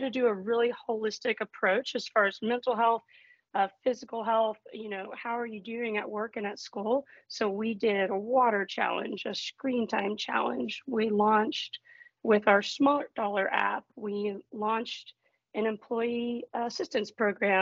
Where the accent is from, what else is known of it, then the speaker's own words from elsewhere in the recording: Texas, United States; moved away as an adult; also born or lived in Houston, Texas; now in Grand Rapids, United States; I'm originally from Texas, but now, of course, up in Michigan